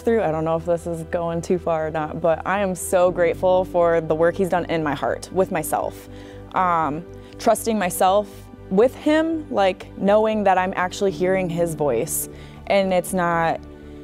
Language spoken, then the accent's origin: English; Clear Lake, United States; I'm from Clear Lake.